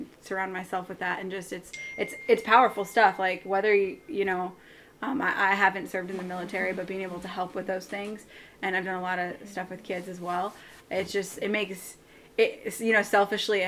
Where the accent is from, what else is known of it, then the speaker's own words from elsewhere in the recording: Iowa, United States; I've always had a hard time growing up in Iowa. I'm thinking, I live in Iowa